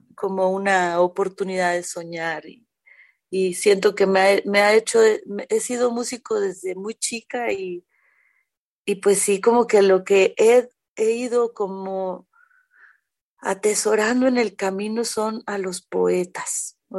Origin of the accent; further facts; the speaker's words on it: Mexico City, Mexico; also born or lived in Jalisco; sí soy de aquí, de la Ciudad de México, me encanta mi ciudad